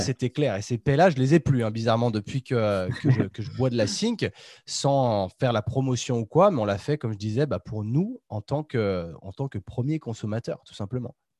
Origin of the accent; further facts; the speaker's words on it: Chambéry, Auvergne-Rhône-Alpes, France; on est tous, on est tous de Chambéry